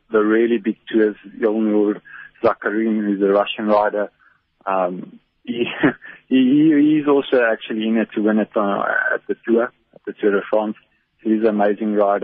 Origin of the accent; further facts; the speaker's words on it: South Africa; as a South African